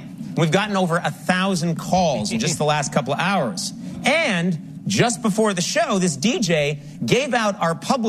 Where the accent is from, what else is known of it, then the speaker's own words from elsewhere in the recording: Boston, Massachusetts, United States; I'm from Boston